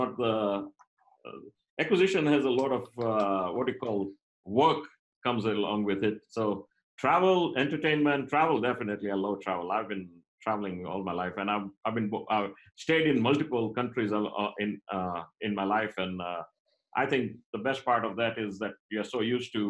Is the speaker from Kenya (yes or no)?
yes; Kenya; moved away; I'm of Indian origin, but I was born and brought up in Kenya, and I did up to my high school in Kenya.